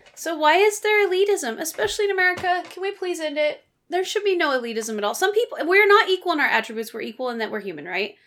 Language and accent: English; Pacific Northwest, United States; you and I grew up in the Pacific Northwest